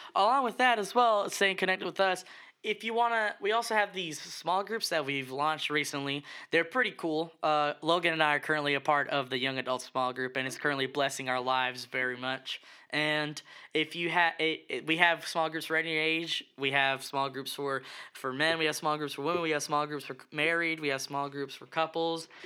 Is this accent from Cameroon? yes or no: no; Puerto Rico; now in Florence County, United States; I was born and raised in a small but great island, uh, Puerto Rico